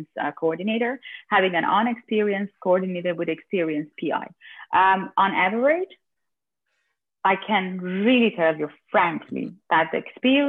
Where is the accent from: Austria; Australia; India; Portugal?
Austria